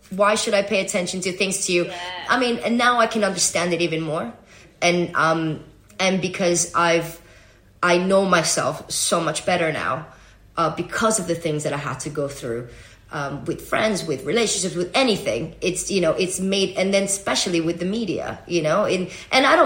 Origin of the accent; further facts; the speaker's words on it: Venezuela; I'm Venezuelan. I'm American.